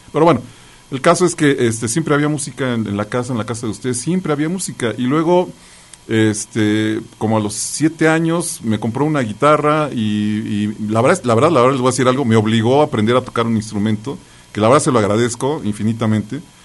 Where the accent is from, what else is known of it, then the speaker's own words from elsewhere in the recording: Mexico City, Mexico; yo nací en la Ciudad de México, y entonces iba a un kinder, a un preescolar ahí este, en el Jardín Balbuena